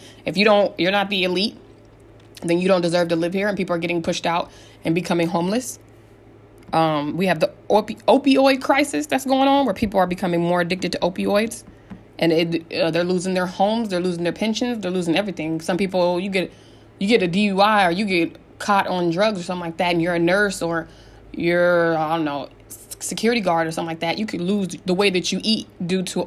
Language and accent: English; San Diego, California, United States; moved away; also born or lived in Colorado; I was born in Colorado and I was raised in San Diego, California. I lived in San Diego, California since I was 3 years old.